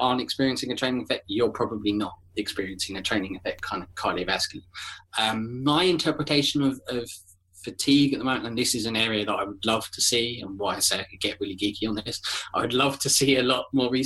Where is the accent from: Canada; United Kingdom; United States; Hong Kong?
United Kingdom; Kent, South East England; I am from Kent, so I am about 20 minutes, half an hour south of London